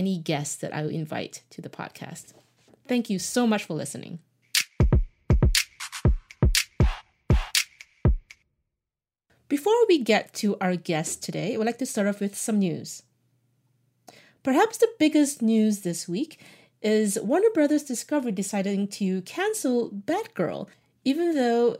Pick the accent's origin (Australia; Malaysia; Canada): Malaysia; moved away as an adult; now in United States; I was born and raised in Malaysia, but I moved to the US when I was 18, and I've been here ever since.